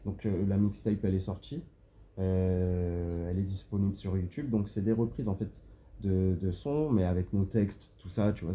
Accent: France; je suis de la France

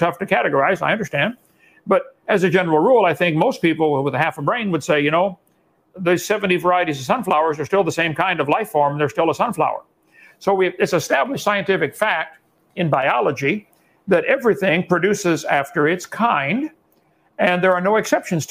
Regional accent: Illinois, United States; I come from Illinois, corn country

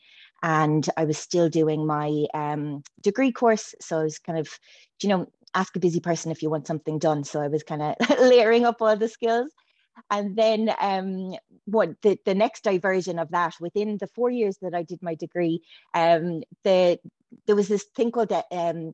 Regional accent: near Waterford City, Waterford/Kilkenny border, Munster, Ireland; moved away as an adult; also born or lived in Cork, Ireland / Australia / Dublin, Ireland; I'm right down, I'm 2 miles from Waterford City in the countryside. I have lived for most of my life in a big old country house.

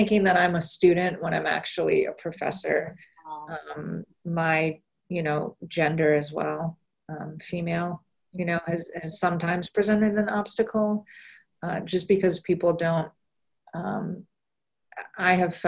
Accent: Iowa, United States; moved away; I grew up in Iowa, and Iowa is not known for being very diverse

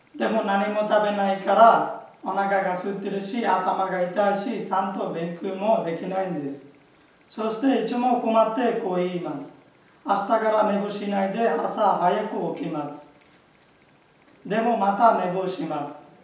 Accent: Bangladesh; Japanese is a second language; moved away as an adult; now in Japan; 去年5月にバングラデシュから参りました

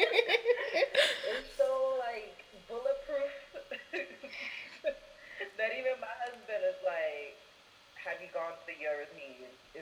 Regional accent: New York, United States; also born or lived in Washington, D.C.; now in St. Petersburg, United States; I recently moved to Florida, St. Petersburg from D.C., well, I'm from New York originally

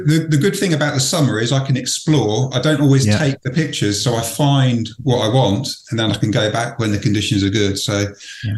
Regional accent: Reading, South East England, United Kingdom; I was born in Reading

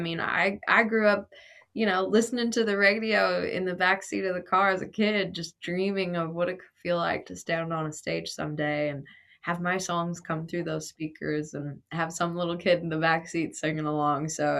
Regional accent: Grand Prairie, Alberta, Canada; now in United States; those stories feel very much the same of what I grew up with in Grand Prairie, Alberta, as to what I see around here in Tennessee

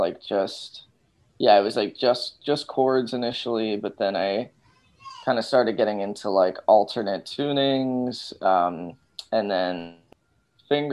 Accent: Los Angeles, California, United States; I'm from Los Angeles

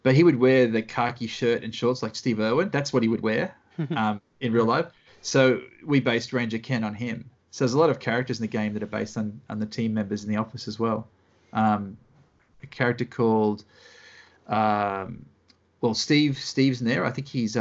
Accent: Australia; accent: Australian; characters from our childhood that we grew up with in Australia

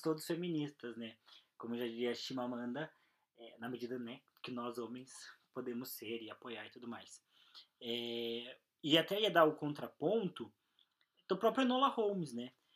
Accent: Brazil; a gente é brasileiro

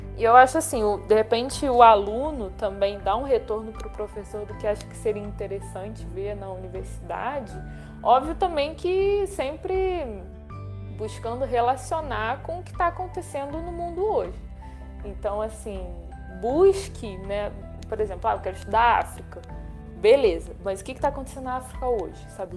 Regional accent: Brazil; Eu não, não sou do Oriente Médio, sou brasileira

